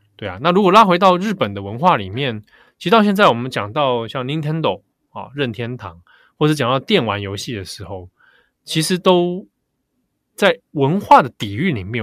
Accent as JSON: {"language": "Chinese", "region": "Taipei", "country": "Taiwan", "tie": "born or raised there", "said": "我那时候小时候住在北投啦"}